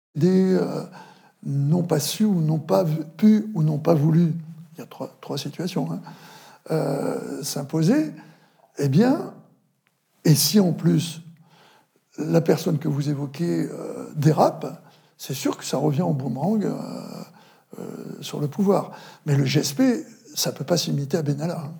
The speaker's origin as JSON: {"language": "French", "area": "Vendée", "region": "Pays de la Loire", "country": "France", "also_born_or_lived": "Paris", "said": "j'accompagnais ma, famille chez moi en Vendée"}